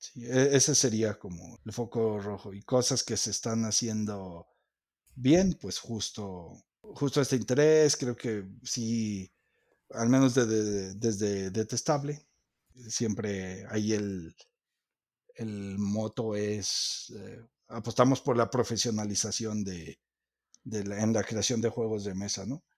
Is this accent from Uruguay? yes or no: no; Mexico; somos mexicanos